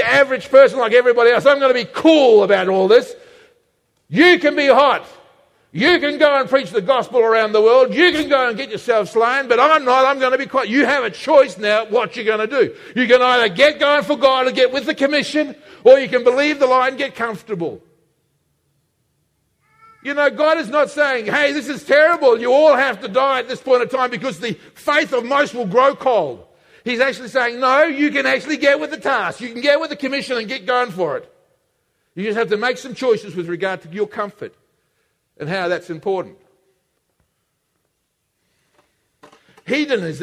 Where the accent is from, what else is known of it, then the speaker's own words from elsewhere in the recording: Australia; We in Australia, we use the same word love for everything.